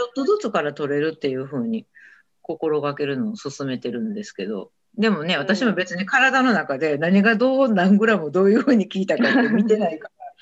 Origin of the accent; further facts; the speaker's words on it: Kansai, Japan; もう私関西の人やからかもしれないけど